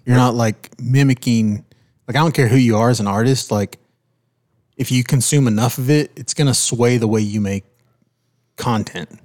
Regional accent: California, United States; moved away; Born and raised in California.

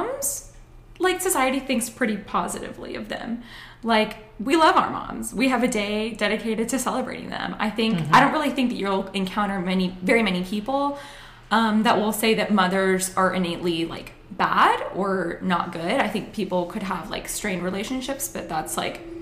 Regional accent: Acworth, Georgia, United States; I grew up in Ackworth, went to Georgia Tech

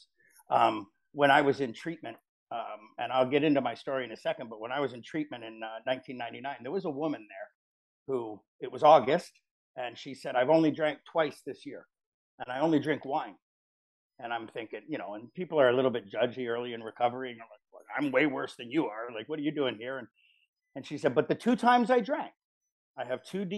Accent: Richmond Hill, Ontario, Canada; growing up, I grew up in Richmond Hill

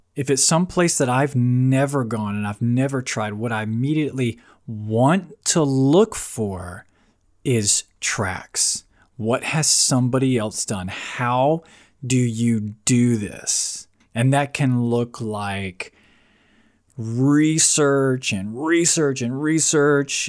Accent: Florida, United States; moved away as an adult; now in Virginia Beach, United States; I'm, I'm from Florida. I grew up in Florida, spent twenty-plus years there.

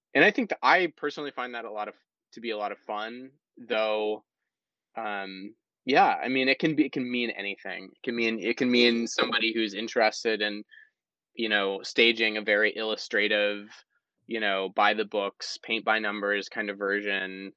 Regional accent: South Carolina, United States; I'm from South Carolina, and South Carolina is not a, a, as a state a very supportive place for the arts

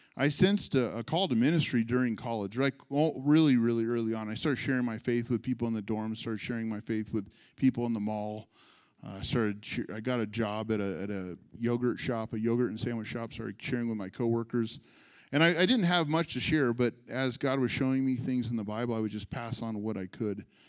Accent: California, United States; also born or lived in San Jose / Sonoma; I'm a California native. I'm a California kid. I was born in San Jose.

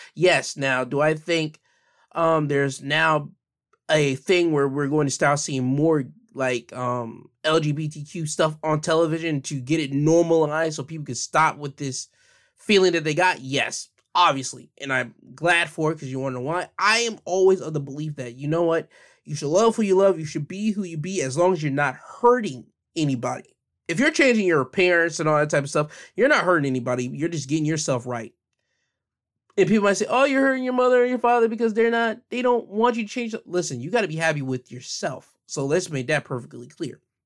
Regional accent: United States; me being an American citizen

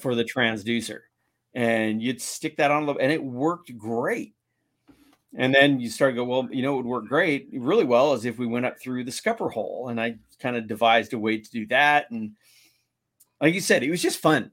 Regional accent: San Diego, California, United States; I'm from San Diego.

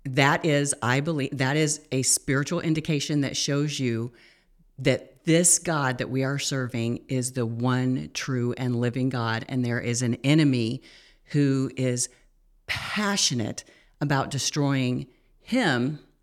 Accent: United States; we as an American culture

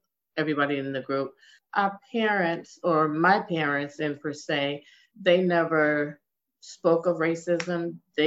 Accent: Washington, District of Columbia, United States; I was born and raised in Washington, D.C.

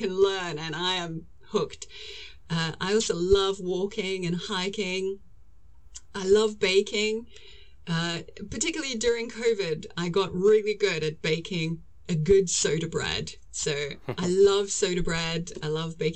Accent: South Africa; moved away as an adult; also born or lived in London, United Kingdom / Birmingham, United Kingdom; now in United Kingdom; I'm originally from South Africa, and moved to England to travel

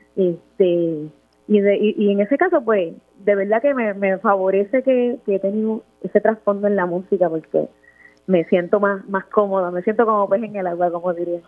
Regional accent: Luquillo, Puerto Rico; Yo soy del área este, yo soy de Luquillo

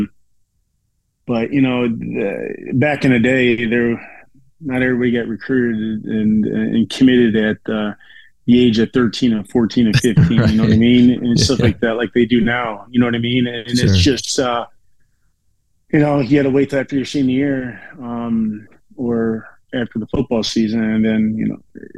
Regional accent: Chicago, Illinois, United States; I grew up in South Suburb of Chicago

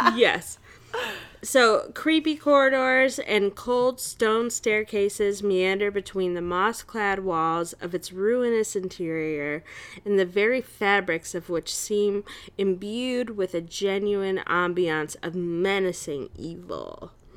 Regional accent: Chicago, Illinois, United States; I'm an American, and I'm from Chicago

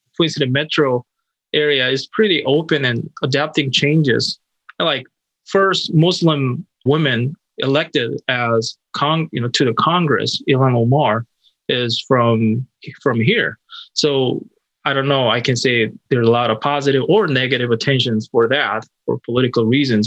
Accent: South Korea; now in Minneapolis, United States; I'm originally from South Korea

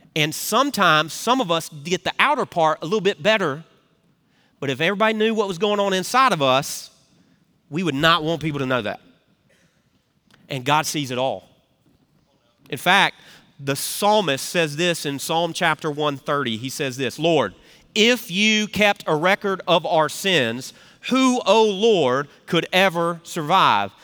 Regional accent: Memphis, Tennessee, United States; accent: Southern; now in South Carolina, United States; I'm from Memphis, where they hold the world championship of barbecue

